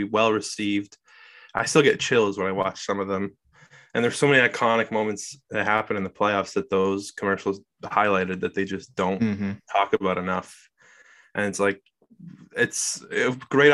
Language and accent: English; Southern Ontario, Canada; I'm from Southern Ontario